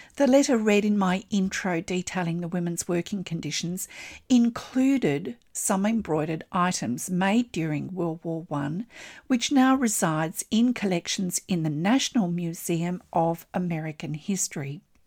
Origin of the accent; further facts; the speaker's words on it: Australia; I'm an Australian textile artist